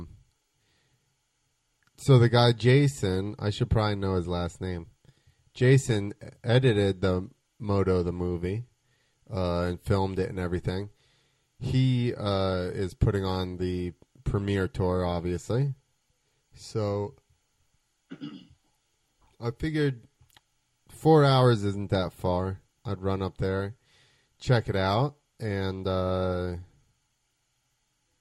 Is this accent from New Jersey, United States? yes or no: yes; New Jersey, United States; I'm from Jersey